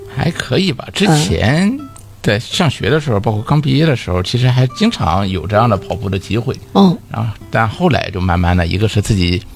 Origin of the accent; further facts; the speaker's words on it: Dalian, Liaoning, China; 作为一个大连人